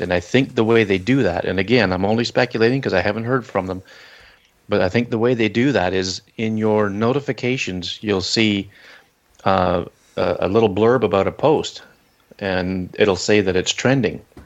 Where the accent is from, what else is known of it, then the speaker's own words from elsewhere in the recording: Canada; I'm Canadian